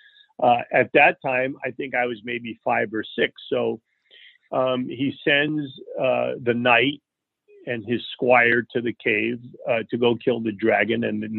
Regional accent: New York, United States; born there; also born or lived in Leonia, United States / Fort Lee, United States / California; I was born in New York. My parents first lived in Leonia, New Jersey.

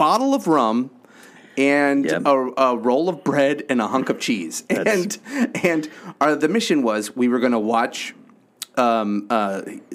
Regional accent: Los Angeles, California, United States; I was born at Kaiser in Panorama City

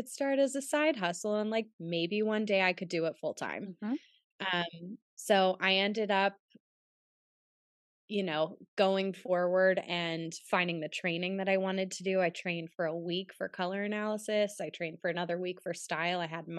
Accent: Pittsburgh, Pennsylvania, United States; And I'm from Pittsburgh.

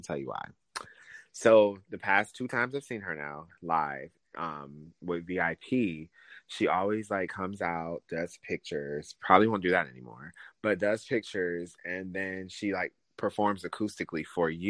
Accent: Michigan, United States; now in Florida, United States; so I'm from Michigan, born and raised

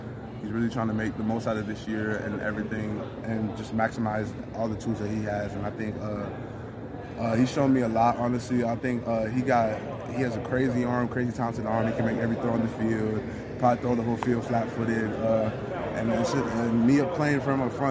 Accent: Milton, Georgia, United States; coming back to my hometown

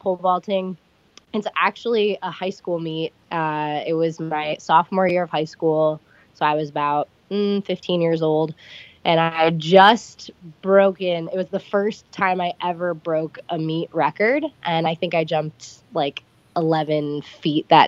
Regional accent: Olmsted Falls, Ohio, United States; moved away as an adult; also born or lived in Knoxville, Tennessee / Ashland, Ohio / Akron, Ohio; now in Washington State, United States; I grew up in Olmsted Falls, which is about 20 minutes outside of Cleveland

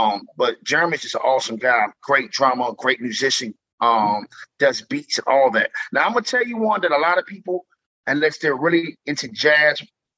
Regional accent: Columbia, South Carolina, United States; I'm from Columbia, South Carolina

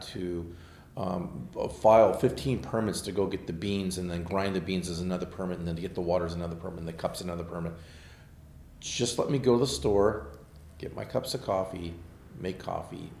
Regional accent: Manhattan Beach, California, United States; now in San Diego, United States; I grew up in Manhattan Beach

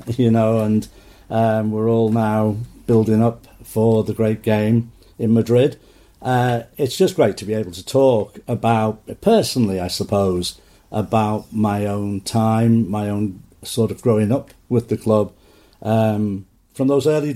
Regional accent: Wallasey, North West England, United Kingdom; I was born in Victoria General Hospital in Wallasey. And so I spent those early years there.

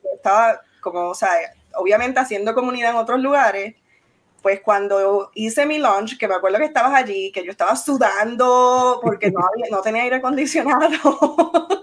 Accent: Arecibo, Puerto Rico; yo soy de Arecibo

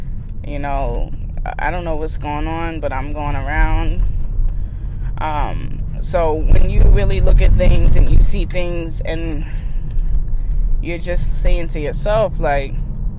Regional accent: California, United States; now in Massachusetts, United States; And, you know, I came from California all the way to Massachusetts.

